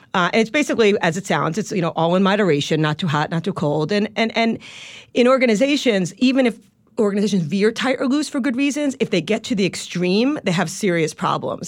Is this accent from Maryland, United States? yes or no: no; Long Island, New York, United States; accent: Long Island; moved away; a sheltered Long Island kid